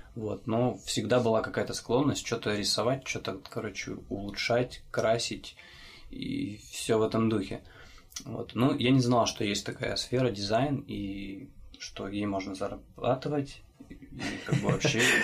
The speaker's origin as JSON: {"language": "Russian", "town": "Chelyabinsk", "region": "Chelyabinsk Oblast", "country": "Russia", "said": "я из Челябинска."}